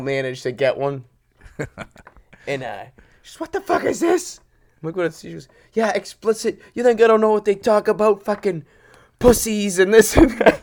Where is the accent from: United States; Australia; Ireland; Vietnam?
United States; Boston, Massachusetts; growing up in Charlestown